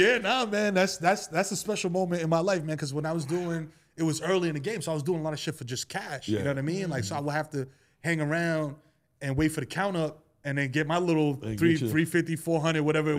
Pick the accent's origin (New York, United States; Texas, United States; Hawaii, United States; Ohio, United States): New York, United States; New York City; I'm a dude from East Tremont in the Bronx